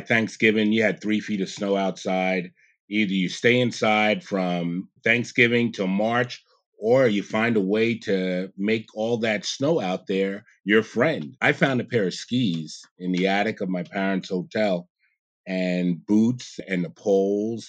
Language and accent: English; New York City, New York, United States; also born or lived in Big Indian, New York; I grew up in Jamaica, Queens, in New York. and around ten years old, my parents, they moved us up, upstate New York